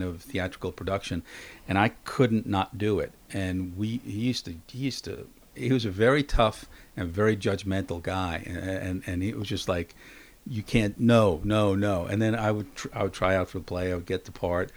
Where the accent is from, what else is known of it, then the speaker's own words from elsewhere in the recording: New York City, New York, United States; I grew up in Queens, just outside of Manhattan